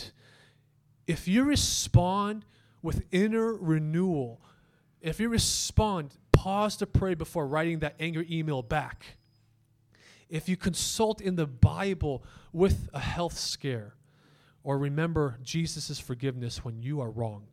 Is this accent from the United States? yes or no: yes; United States; we as an American culture